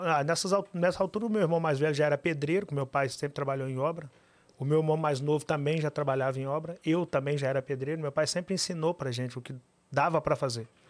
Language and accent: Portuguese; Pitangui, Minas Gerais, Brazil; moved away as an adult; also born or lived in Belo Horizonte; Eu nasci em Pitangui, interior de Minas Gerais